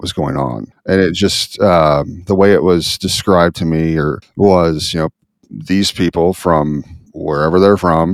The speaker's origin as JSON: {"language": "English", "region": "Midwest", "country": "United States", "tie": "born or raised there", "said": "growing up in the Midwest, very patriotic area"}